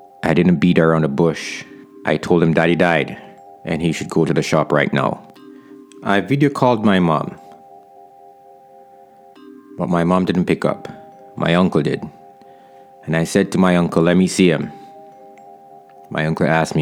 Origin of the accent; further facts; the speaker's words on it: Jamaica; my town right now, my hometown